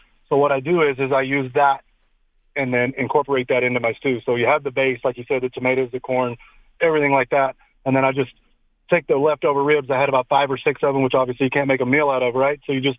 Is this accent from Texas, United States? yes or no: yes; Texas, United States; now in Tucson, United States; I'm originally from Texas